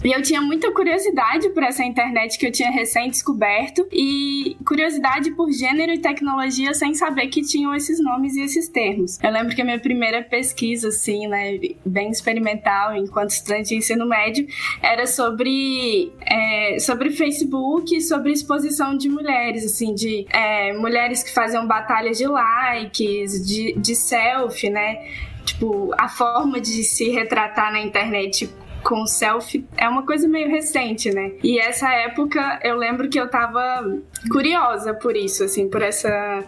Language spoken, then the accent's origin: Portuguese; Barbacena, Minas Gerais, Brazil; Eu sou do interior de Minas Gerais, é, de uma cidade chamada Barbacena